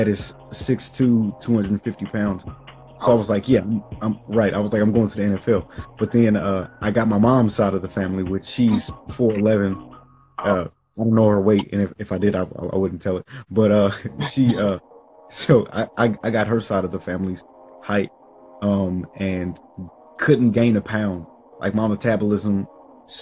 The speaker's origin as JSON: {"language": "English", "town": "Kansas City", "country": "United States", "tie": "born or raised there", "said": "I was born and raised in Kansas City, many different parts of Kansas City, mainly like growing up from birth to about 8 years old. It was South Kansas City, Missouri. Then after that, moved to Kansas City, Kansas"}